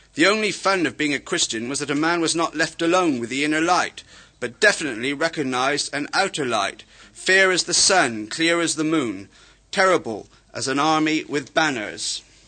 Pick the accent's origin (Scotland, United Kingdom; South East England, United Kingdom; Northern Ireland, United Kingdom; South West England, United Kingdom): South West England, United Kingdom; Somerset; accent: Somerset; also born or lived in Wales; my Somerset accent